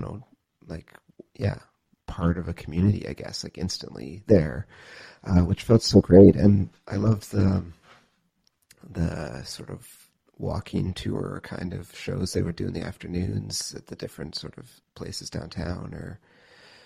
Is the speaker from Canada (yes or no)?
yes; Cambridge, Ontario, Canada; now in Sackville, Canada; I grew up in Cambridge, Ontario, or just outside of Cambridge, Ontario